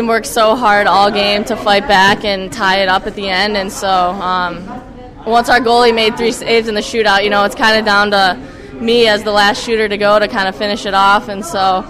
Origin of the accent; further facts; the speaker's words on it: United States; us as American players